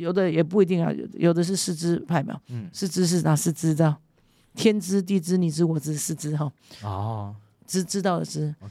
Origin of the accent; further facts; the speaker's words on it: Kinmen County, Taiwan; 我在金门，我是第二十八代的子孙，第二十八代书书本的书书字辈，我们金门很重宗族，很重辈分。